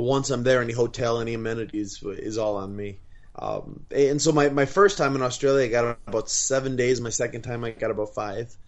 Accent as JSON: {"language": "English", "region": "Wisconsin", "country": "United States", "moved": "yes", "lives_now": "Southern California, United States", "said": "I'm from Wisconsin, and it would rain once or twice a week up there"}